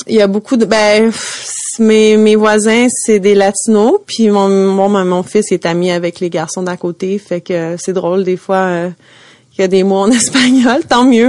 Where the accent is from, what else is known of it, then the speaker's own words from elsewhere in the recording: Montreal, Quebec, Canada; je viens de Montréal, là, j'ai grandi